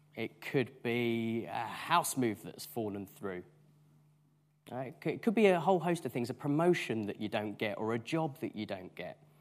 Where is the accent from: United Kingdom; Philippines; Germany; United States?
United Kingdom; because we are British